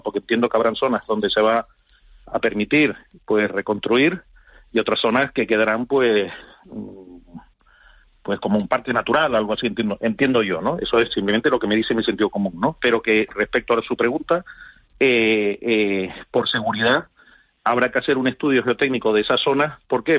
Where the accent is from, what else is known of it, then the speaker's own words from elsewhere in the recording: Canary Islands, Spain; como canario, como ciudadano que vive en Canarias